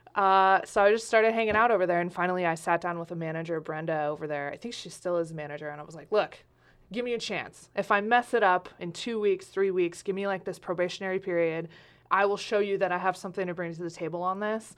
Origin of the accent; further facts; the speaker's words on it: Medford, Oregon, United States; also born or lived in Lompoc, California / Talent, Oregon; I grew up Southwest Medford, like a mile from here